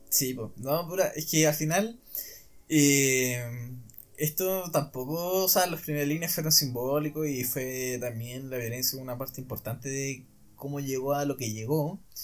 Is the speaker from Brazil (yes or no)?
no; Chile; como Chile, chilenos